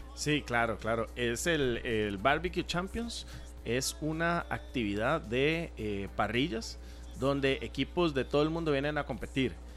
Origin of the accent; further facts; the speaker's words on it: Costa Rica; como ticos